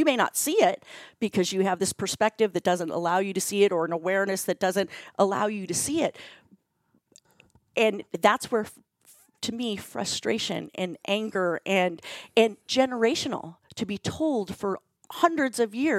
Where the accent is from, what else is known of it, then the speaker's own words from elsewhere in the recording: Chicago, Illinois, United States; so I have three sisters, I'm from Chicago, and having those conversations and sharing those stories, it's been the most healing part of writing a book.